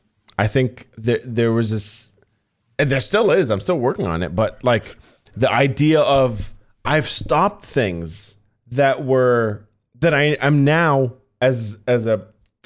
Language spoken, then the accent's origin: English; Doha, Qatar; I was the only metalhead in an entire country in Qatar, like growing up in Doha, holy fuck.